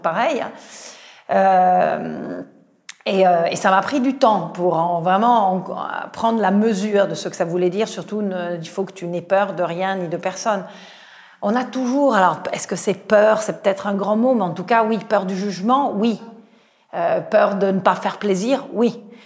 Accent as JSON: {"language": "French", "country": "Italy", "second_language": "French", "moved": "as an adult", "lives_now": "France", "said": "je suis italienne, je suis rentrée à la SNCF"}